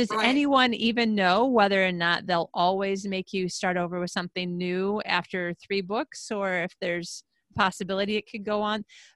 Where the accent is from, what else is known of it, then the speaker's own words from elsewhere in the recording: Traverse City, Michigan, United States; moved away; That would be like me coming back to my hometown in the Traverse City, Michigan area